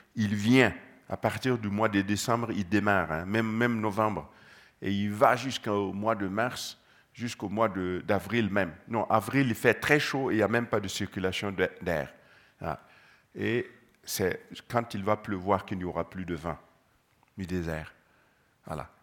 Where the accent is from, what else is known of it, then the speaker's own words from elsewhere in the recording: Gando, Centre-Est, Burkina Faso; je suis né au Burkina, précisément à Gando